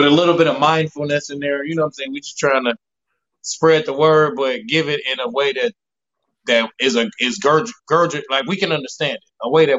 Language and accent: English; Gary, Indiana, United States; moved away as an adult; now in San Diego, United States; I'm from Gary, Indiana. Moved out of San Diego like 7 years ago.